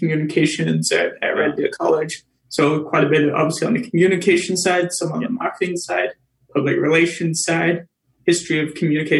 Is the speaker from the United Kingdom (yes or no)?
yes; England, United Kingdom; now in Canada; I'm from England originally, so that's why the Tea with … show is kind of culturally on point. It's kind of lucky because I like tea. I'm from England, so that's the other part of the branding.